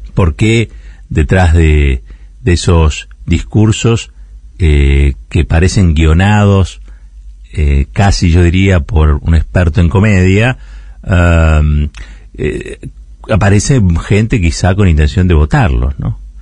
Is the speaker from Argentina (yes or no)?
yes; Argentina; Nosotros que venimos del país del Cordobazo, del 17 de octubre